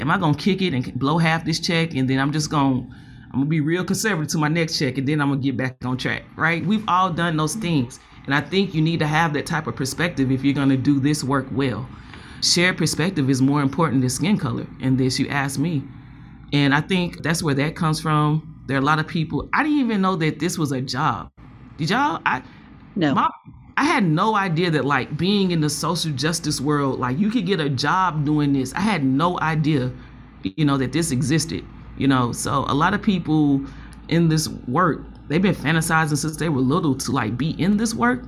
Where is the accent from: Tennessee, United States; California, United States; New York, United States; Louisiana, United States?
Tennessee, United States; Nashville; I'm from Nashville